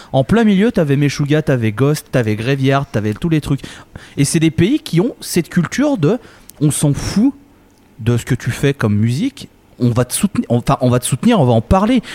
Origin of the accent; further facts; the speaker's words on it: France; nous en France